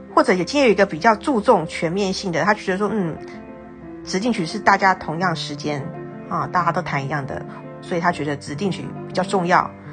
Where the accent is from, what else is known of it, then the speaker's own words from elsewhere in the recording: Tainan, Taiwan; 我是台南人嘛